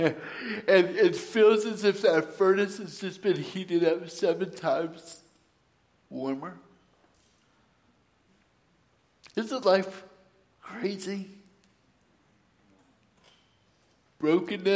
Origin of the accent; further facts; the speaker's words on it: Suisun City, California, United States; moved away as an adult; I was born and raised in Susun City.